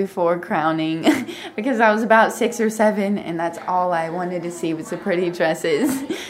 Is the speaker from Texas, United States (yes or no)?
yes; Sweetwater, Texas, United States; I'm from Sweetwater. I've attended every pageant since I was 3.5 months years old